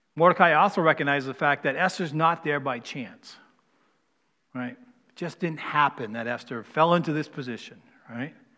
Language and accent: English; East Coast, United States; moved away; I'm from the East Coast